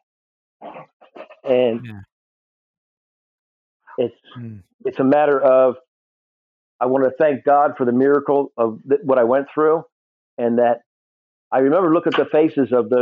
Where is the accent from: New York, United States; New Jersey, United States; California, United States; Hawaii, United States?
New Jersey, United States; I was born in North Jersey